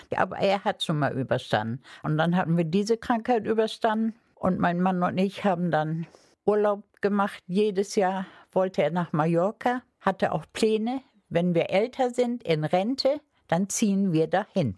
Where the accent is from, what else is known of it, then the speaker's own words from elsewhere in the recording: Langeoog, Lower Saxony, Germany; moved away as an adult; also born or lived in Cologne; now in Bremen, Germany; wir sind beide Ostfriesen, wir sind beide auf Langeoog geboren